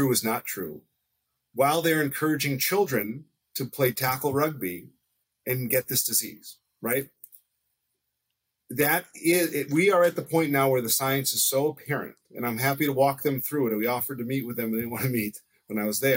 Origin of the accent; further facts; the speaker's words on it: United States; as an American